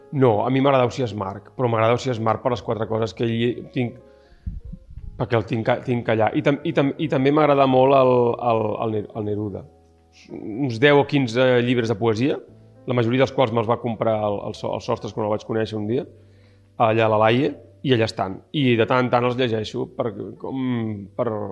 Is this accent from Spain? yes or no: yes; Barcelona, Catalonia, Spain; moved away as an adult; now in El Masnou, Spain; és el meu barri, és on he crescut